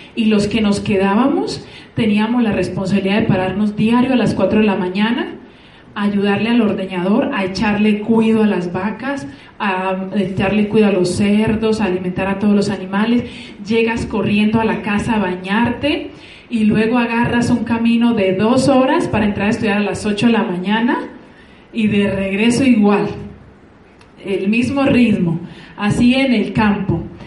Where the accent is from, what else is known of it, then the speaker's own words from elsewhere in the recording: San Pedro de los Milagros, Antioquia, Colombia; now in Mexico; soy originaria de un corregimiento del campo, eh, se llama una vereda, no sé cómo se llama aquí, vereda Espíritu